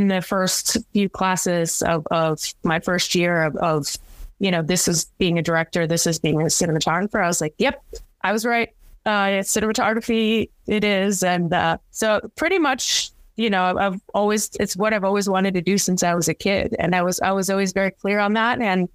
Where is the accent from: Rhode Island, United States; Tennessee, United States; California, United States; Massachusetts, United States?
Rhode Island, United States; Cranston; now in New York City, United States; my hometown in Cranston, Rhode Island